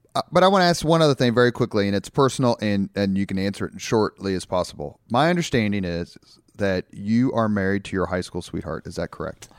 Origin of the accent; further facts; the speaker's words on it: Indianapolis, Indiana, United States; I grew up on the East Side